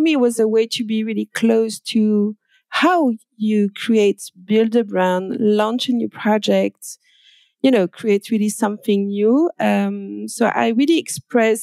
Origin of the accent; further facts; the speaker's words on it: France; accent: French; English is a second language; I'm French. I guess you can hear with my accent.